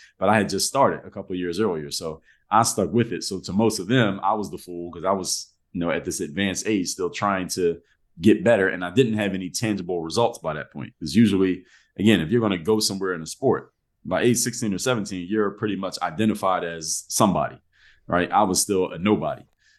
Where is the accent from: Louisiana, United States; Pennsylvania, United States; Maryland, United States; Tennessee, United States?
Pennsylvania, United States; Philadelphia; moved away as an adult; now in Miami, United States; I grew up in Philadelphia, Pennsylvania, born and raised. So I moved to Miami as an adult.